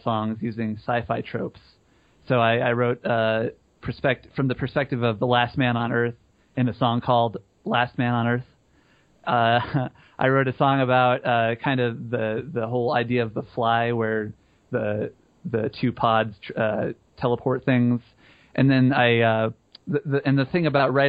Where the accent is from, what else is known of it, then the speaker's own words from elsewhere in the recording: Colorado, United States; We're from Colorado